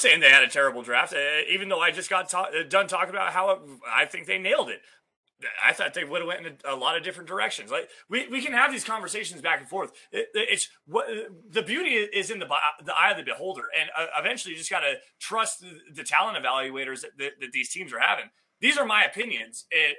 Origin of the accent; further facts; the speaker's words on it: Wyoming, United States; I'm from Wyoming, and I'm super freaking hard-headed